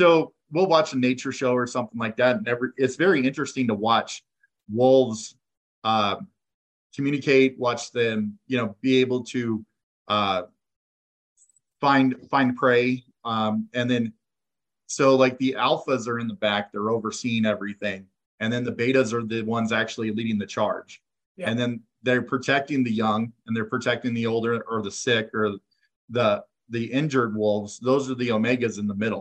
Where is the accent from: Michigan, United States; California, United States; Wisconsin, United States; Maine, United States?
California, United States; Sacramento; now in Colorado Springs, United States; I grew up in Sacramento.